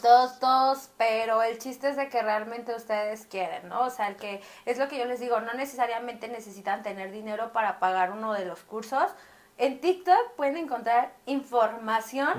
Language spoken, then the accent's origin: Spanish; Mexico City, Mexico; Y yo soy de aquí de Ciudad de México